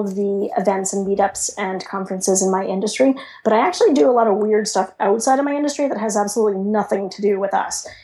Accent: Canada; I'm Canadian

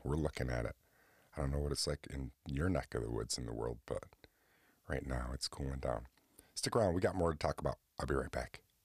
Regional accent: Oswego, New York, United States; right here in Oswego, New York, my hometown

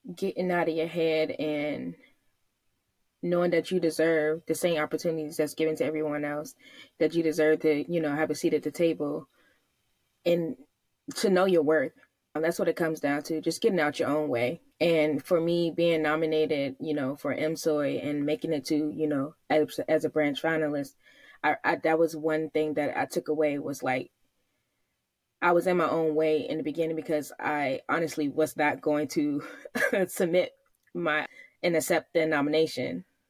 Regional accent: Virginia, United States; now in Hawaii, United States; I grew up in, born and raised in Virginia

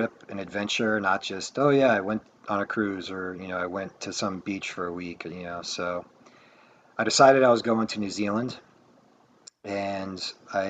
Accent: Maryland, United States; I'm from Maryland

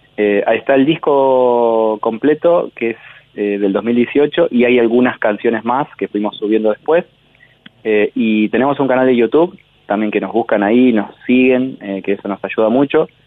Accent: Santa Fe, Argentina; moved away as an adult; now in Buenos Aires, Argentina; los dos integrantes que somos de Santa Fe vivimos acá hace como 15 años también

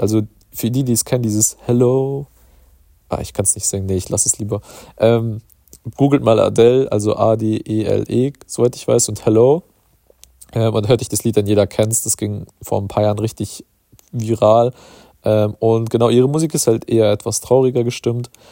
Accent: Germany; bei uns in Deutschland

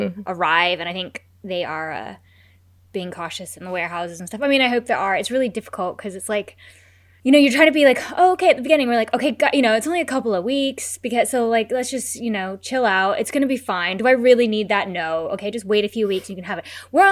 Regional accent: United States; I'm American.

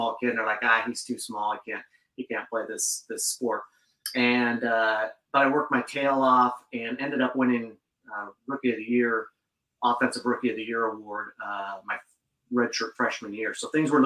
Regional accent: Gaston, Oregon, United States; moved away as an adult; now in Bellingham, United States; originally grew up, born and raised in Oregon, and moved out to the sticks to a little tiny town, out southwest of Portland.

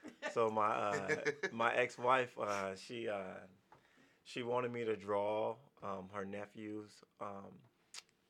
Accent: Las Vegas, Nevada, United States; also born or lived in Washington / Montana; I'm from Las Vegas, Nevada. Born and raised here.

